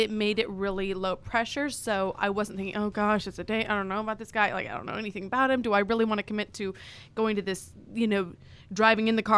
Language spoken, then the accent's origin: English; Idaho, United States; I'm from Idaho